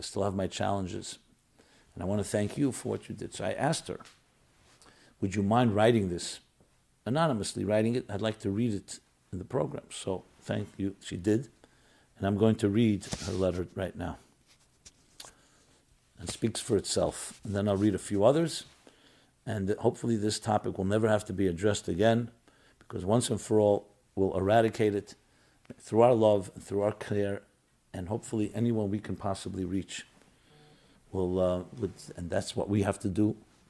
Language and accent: English; Israel; now in United States; I came from Israel to America to go to a treatment center in February.